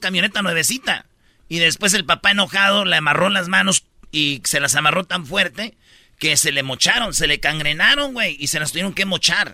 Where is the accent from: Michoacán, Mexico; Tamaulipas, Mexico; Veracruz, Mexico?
Michoacán, Mexico; yo soy de Michoacán